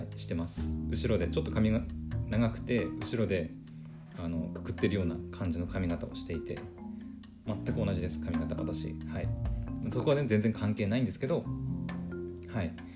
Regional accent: Aomori, Japan; 私ね青森出身なので出身というか青森の出身で青森の人間なので

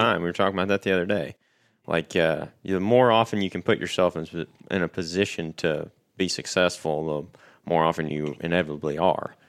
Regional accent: Paris, Missouri, United States; I'm from Paris, Missouri. It's like nine hundred and fifty people

